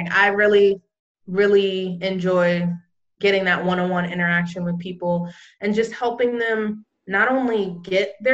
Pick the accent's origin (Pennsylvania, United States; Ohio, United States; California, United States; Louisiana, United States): California, United States; now in Florida, United States; I came, I live in Florida now, and I came here from California.